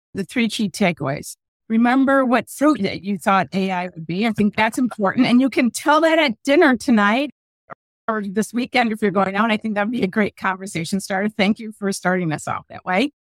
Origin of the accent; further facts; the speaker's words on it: Midwest, United States; I'm from the Midwest